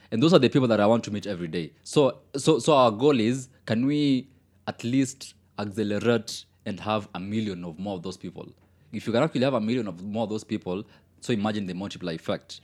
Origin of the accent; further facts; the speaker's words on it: Kenya; even as a Kenyan